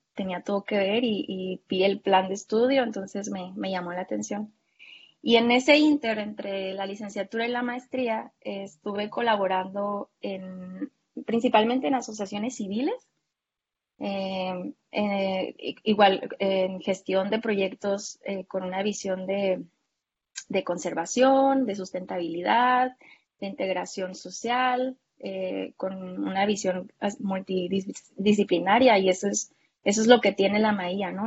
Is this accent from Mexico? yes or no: yes; Baja California, Mexico; yo soy acá de Baja California